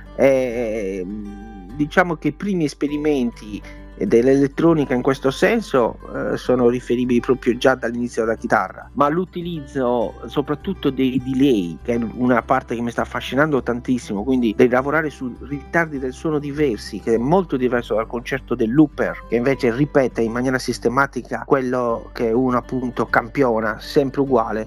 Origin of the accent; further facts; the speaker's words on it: Sardinia, Italy; moved away; la musica tradizionale della mia terra, eh, nello specifico il canto a chitarra gallurese lugudorese